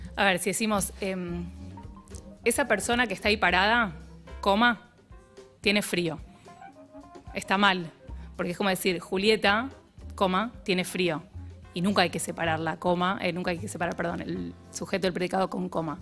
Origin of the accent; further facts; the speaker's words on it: Uruguay; soy uruguaya y en Uruguay nadie dice septiembre.